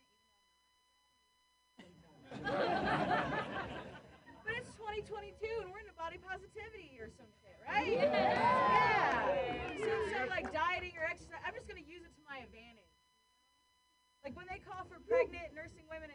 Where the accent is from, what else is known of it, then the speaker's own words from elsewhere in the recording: Ohio, United States; moved away; also born or lived in San Francisco; I grew up with lesbian parents in Ohio